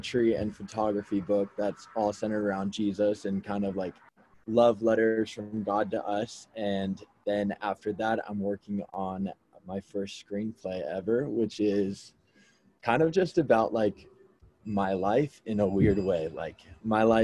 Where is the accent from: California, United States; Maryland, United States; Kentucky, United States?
California, United States; Orange County; I'm originally from Orange County, California